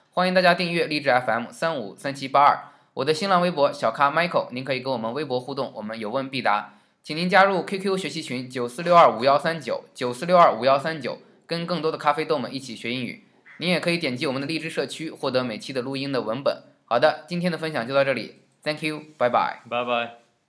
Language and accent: Chinese; China; 我们中国人在以前革命的时候，更多地讲到这个单词